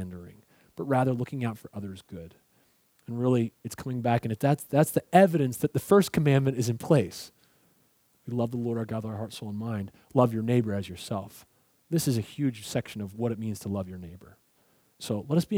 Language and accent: English; Pennsylvania, United States; now in Southern US; I'm from Pennsylvania